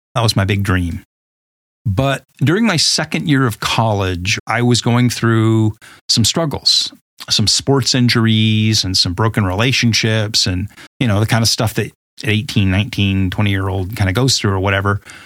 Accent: Huntington Beach, California, United States; I grew up in Southern California, mostly in a place called Huntington Beach

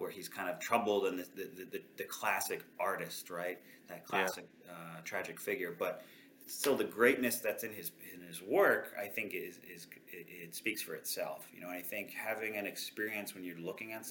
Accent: New York City, New York, United States; moved away as an adult; also born or lived in Bangor, Maine; now in Lancaster, United States; I'm from Queens, New York, originally. Like, grew up there, 33 years

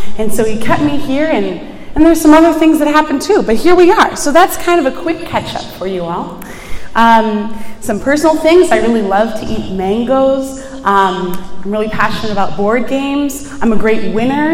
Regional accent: Buffalo, New York, United States; moved away as an adult; now in Washington, D.C., United States; I am originally from Buffalo, New York, which is not anywhere close to New York City

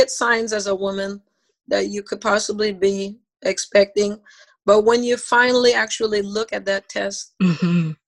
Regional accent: Belize; moved away; I'm from Belize

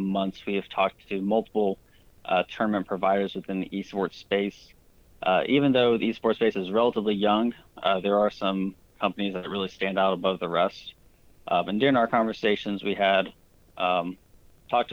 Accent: United States; I grew up playing soccer in the United States

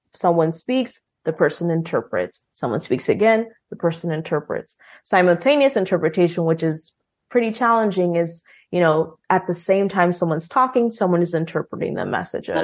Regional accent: Bellevue, Nebraska, United States; I was born in Bellevue, Washington. And then when mm. I was almost eight, we moved to Bellevue, Nebraska.

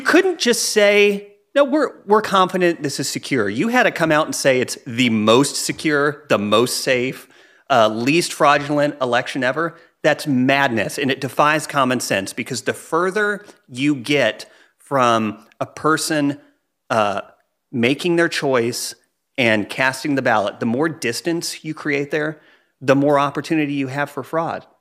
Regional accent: United States; as American

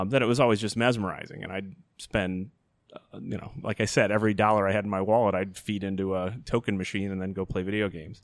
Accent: Chicago Ridge, Illinois, United States; now in Elmhurst, United States; Grew up in Chicago Ridge

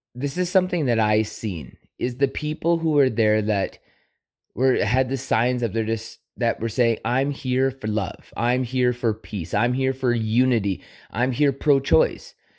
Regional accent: Canada; I was born in Canada

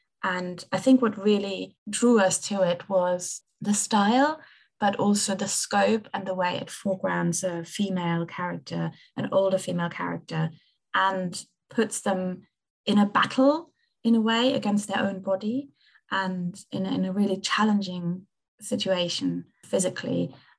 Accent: Merton, London, United Kingdom; from Mertan

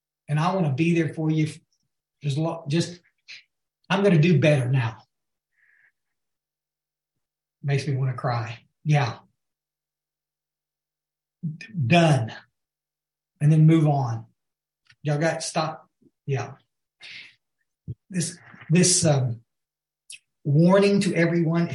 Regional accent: West Texas, United States; also born or lived in Guadalupe River, Texas; We were raised born out in West Texas.

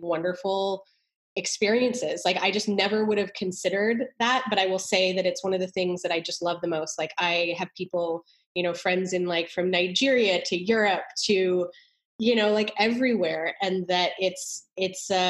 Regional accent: Canada; moved away as an adult; also born or lived in New York; now in Austin, United States; I went to school for architecture at McGill University in Canada. So I'm Canadian.

